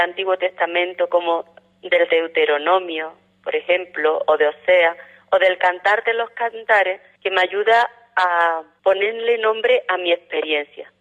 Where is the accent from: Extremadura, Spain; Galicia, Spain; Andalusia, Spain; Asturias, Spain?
Andalusia, Spain; Montilla; moved away as an adult; also born or lived in Cádiz; nací en Montilla, provincia de Córdoba